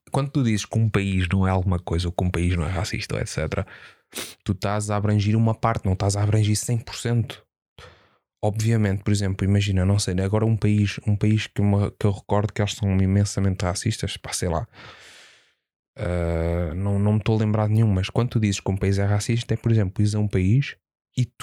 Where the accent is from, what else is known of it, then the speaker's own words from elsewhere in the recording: Portugal; É assim, eh, pelo menos de onde, de onde eu venho, eu nunca vi muito racismo. Okay? Existe. Portugal tem racismo, sem dúvida, mas eu nunca vi muito.